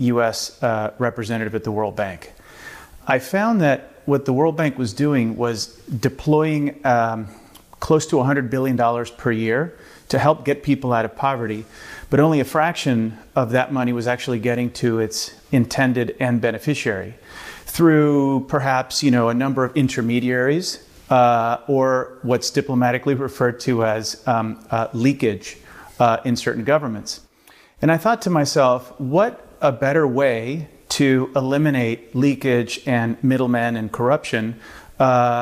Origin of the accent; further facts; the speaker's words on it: Miami, Florida, United States; first language Spanish; English is a second language; moved away; also born or lived in Latin America / China; I grew up in Miami and partially in Latin America, and learned to speak English actually later on in life. I grew up speaking Spanish until I was 7 or 8